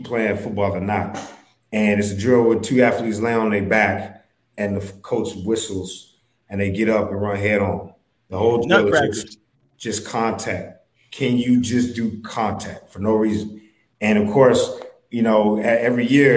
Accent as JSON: {"language": "English", "region": "Ohio", "country": "United States", "tie": "born or raised there", "moved": "yes", "lives_now": "Texas, United States", "said": "I grew up in Ohio"}